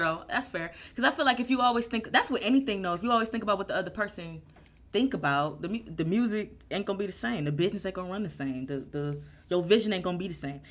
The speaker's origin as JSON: {"language": "English", "town": "Euclid", "region": "Ohio", "country": "United States", "tie": "born or raised there", "also_born_or_lived": "Cleveland", "said": "when I first moved to Euclid"}